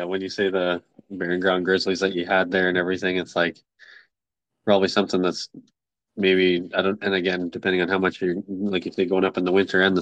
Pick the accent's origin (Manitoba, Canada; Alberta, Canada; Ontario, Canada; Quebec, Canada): Alberta, Canada; live here my whole life, Canadian born and raised in Alberta